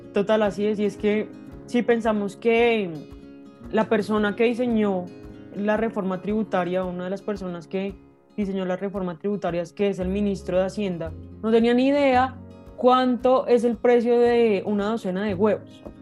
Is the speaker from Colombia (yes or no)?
yes; Colombia; somos los colombianos quienes le pagamos la salud y la pensión a los congresistas